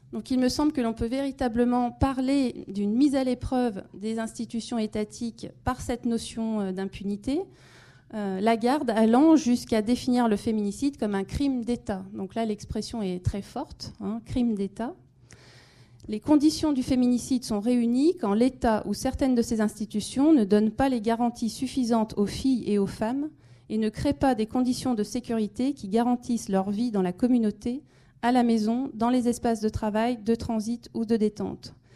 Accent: France; chez nous, en France, en Europe

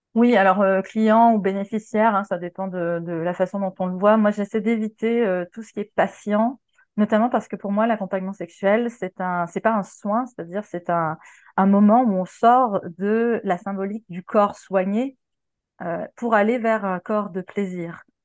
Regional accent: Quebec, Canada; moved away as an adult; now in France; au Québec, là où j'ai grandi, parce que voilà, je suis canadienne et j'ai immigré en 2016

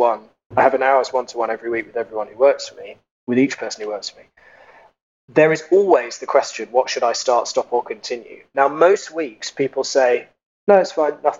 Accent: United Kingdom; now in Germany; I'm British. I live in Germany.

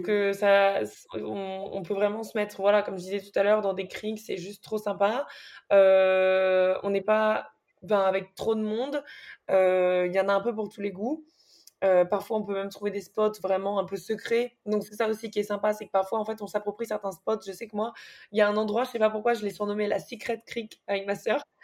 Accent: Nice, Provence-Alpes-Côte d'Azur, France; Je suis née à Nice et j'ai toujours vécu à Nice jusqu'à maintenant

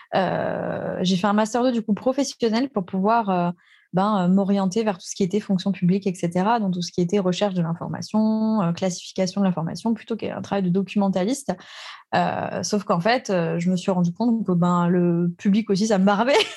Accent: Alsace, Grand Est, France; je suis née en Alsace

